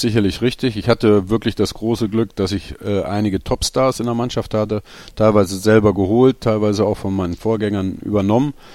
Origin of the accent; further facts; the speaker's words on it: Berlin, Germany; moved away as an adult; now in Odenthal, Germany; in Berlin zu bleiben, meiner Heimatstadt